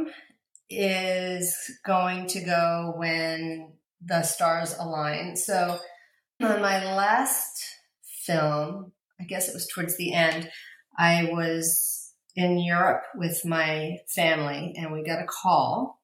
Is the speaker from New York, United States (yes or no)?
yes; New York City, New York, United States; moved away; when I grew up in New York City, I used to be a ballet dancer at School of American Ballet